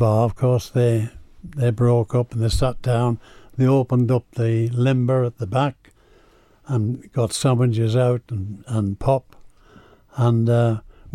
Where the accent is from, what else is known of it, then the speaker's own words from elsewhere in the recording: Isle of Man; moved away; also born or lived in Scotland; I was born in the Isle of Man, and I was actually a farmer's son